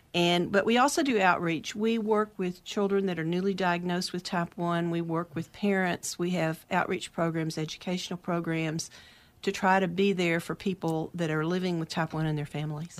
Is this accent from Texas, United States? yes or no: yes; outside of Dallas, Texas, United States; moved away as an adult; now in Oregon, United States; I grew up outside of Dallas in a small town, but I s, my adult life was mainly in Dallas